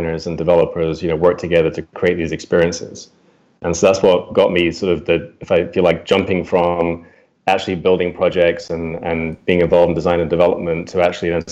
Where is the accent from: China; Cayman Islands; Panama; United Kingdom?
United Kingdom; moved away as an adult; now in United States; I also moved from the UK to the US. Maybe from my accent, you can tell I'm from the UK.